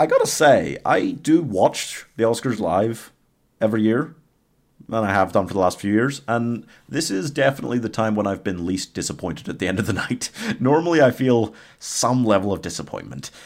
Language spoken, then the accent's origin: English; Northern Ireland, United Kingdom; I'm Northern Irish